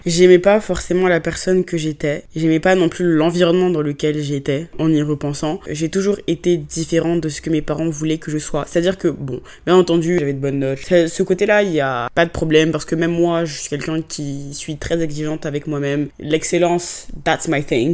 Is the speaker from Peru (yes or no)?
no; Côte d’Ivoire; first language French; moved away as an adult; also born or lived in England; now in France; j'ai grandi en Côte d'Ivoire, donc dans le pays de mon papa